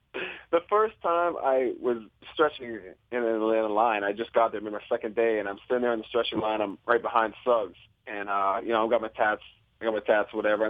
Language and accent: English; Toronto, Ontario, Canada; I grew up in Toronto.